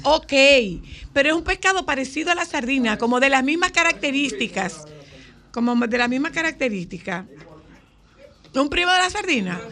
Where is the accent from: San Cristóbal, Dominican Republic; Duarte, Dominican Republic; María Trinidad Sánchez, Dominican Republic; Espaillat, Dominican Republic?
María Trinidad Sánchez, Dominican Republic; Nagua; yo soy de Nagua, no de Bonao